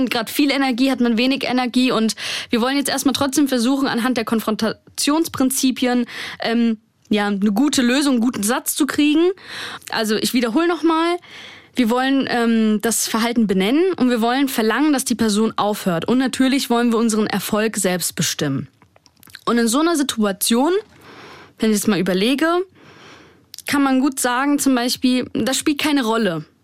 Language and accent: German; Germany; ich in Deutschland geboren bin, hier aufgewachsen bin.